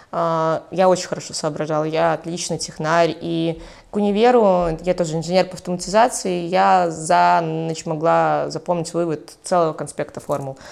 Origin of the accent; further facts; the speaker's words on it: Mogilev, Mogilev Region, Belarus; also born or lived in Brest Region; Я родилась в Могилеве